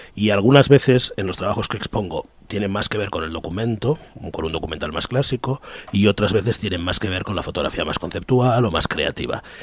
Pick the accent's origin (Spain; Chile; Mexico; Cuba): Spain; yo soy español